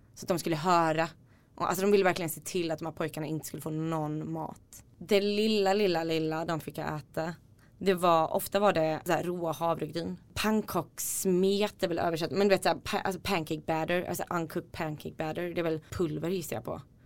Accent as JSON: {"language": "Swedish", "region": "Småland", "country": "Sweden", "tie": "born or raised there", "also_born_or_lived": "Iceland", "said": "jag är ursprungligen från Island men uppvuxen i Småland"}